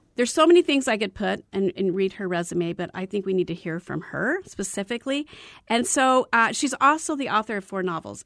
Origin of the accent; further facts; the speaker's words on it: Arizona, United States; I was born and raised in Arizona